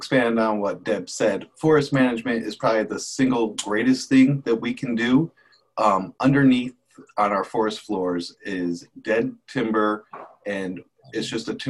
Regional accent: Flint, Michigan, United States; now in Oregon, United States; I was born and raised in Flint, Michigan. However, for almost the last 20 years, I've considered myself a proud Oregonian.

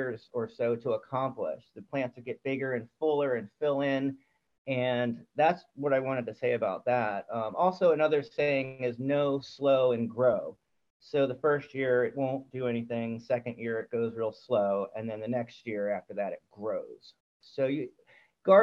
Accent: Maryland, United States; born or raised there

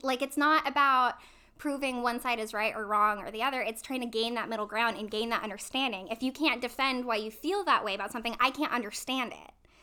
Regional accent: hometown of Columbia College, California, United States; moved away as an adult; also born or lived in Fullerton, California; I was on the speech and debate team at my junior college, Columbia College, in my hometown

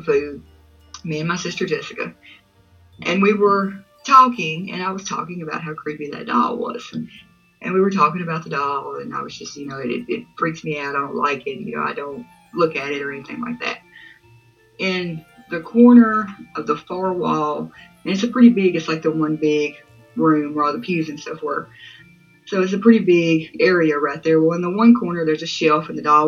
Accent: Mississippi, United States; I'm from Mississippi

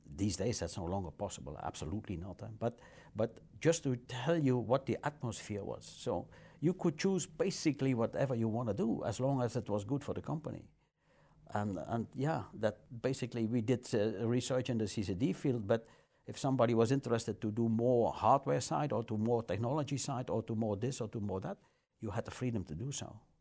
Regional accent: near Maaseik, Flanders, Belgium; I was born in Masik in the hospital over there. And I think I stayed in Masik for five, six, seven days.

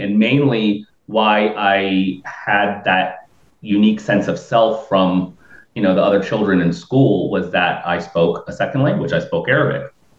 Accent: New Port Richey, Florida, United States; I'm from Newport Richey. I'm I'm of Lebanese

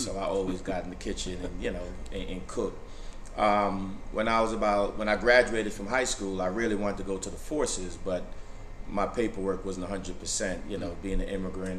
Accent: Brooklyn, New York, United States; now in Sandy Springs, United States; I'm originally from New York. But my origin is Jamaica, West Indies. Born and raised, grew up in Brooklyn, New York.

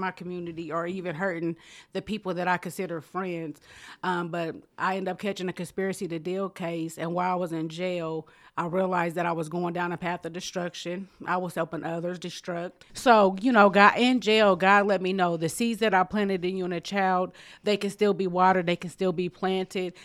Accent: Muncie, Indiana, United States; born and raised in Muncie

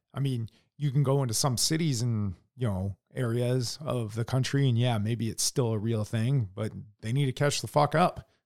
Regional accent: United States

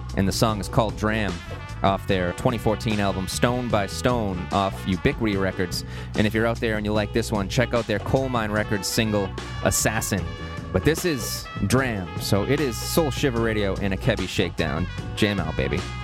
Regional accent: Massachusetts, United States; Springfield, Massachusetts, my home state

